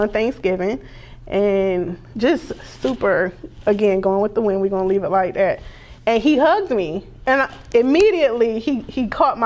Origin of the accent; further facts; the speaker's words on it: the South, United States; I was raised in the South